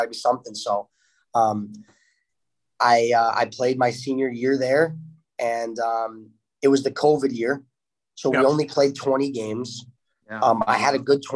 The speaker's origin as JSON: {"language": "English", "region": "Florida", "country": "United States", "moved": "yes", "said": "I'm from Florida"}